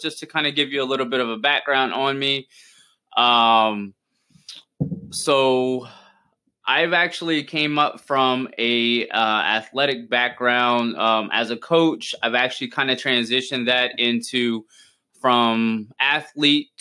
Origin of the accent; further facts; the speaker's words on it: South Louisiana, United States; now in Tampa, United States; I grew up in Louisiana, in South Louisiana, like right outside, about 45 minutes